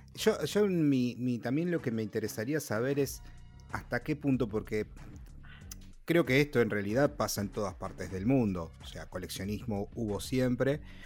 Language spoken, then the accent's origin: Spanish; Rosario, Santa Fe, Argentina; nosotros, en el caso con Juan, que somos incluso de Rosario